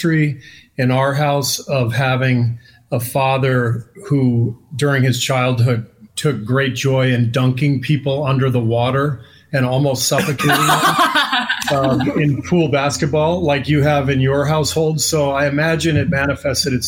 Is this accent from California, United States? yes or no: yes; Los Angeles, California, United States; Same house that I grew up in Pacific Palisades.